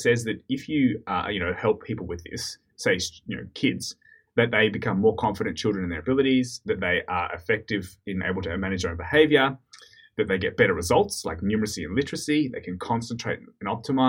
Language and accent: English; Australia; In Australia, because we're Australian, growing up